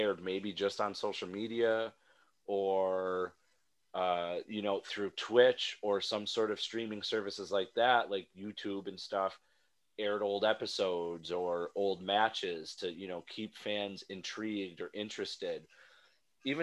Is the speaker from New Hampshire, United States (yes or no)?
no; New York, United States; I'm from New York